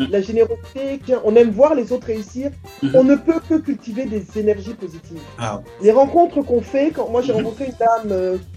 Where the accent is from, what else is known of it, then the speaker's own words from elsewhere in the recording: Abidjan, Côte d’Ivoire; moi j'ai grandi donc euh, à Abidjan en fait, hein.